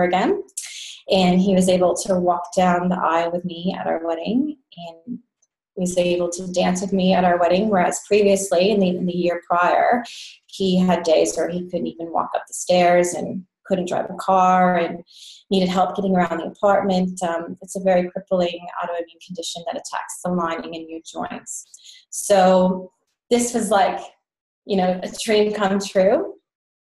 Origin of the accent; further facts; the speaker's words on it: United States; moved away as an adult; now in Australia; I'm American, and I've been living overseas in Australia for about 10 years now